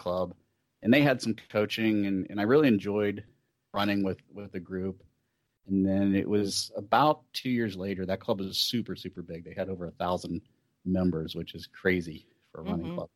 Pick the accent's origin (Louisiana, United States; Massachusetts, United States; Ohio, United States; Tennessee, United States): Ohio, United States; Columbus; It's probably my hometown race. The Cap City Half Marathon is a quarter marathon as well. It's here in downtown Columbus.